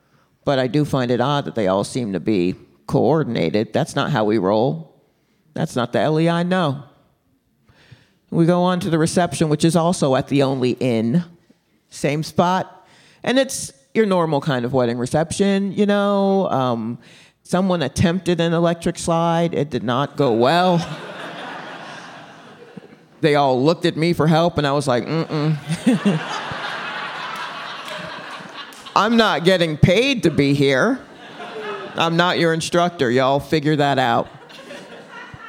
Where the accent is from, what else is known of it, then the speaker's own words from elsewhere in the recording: Stone Mountain, Georgia, United States; We grew up in Stone Mountain, Georgia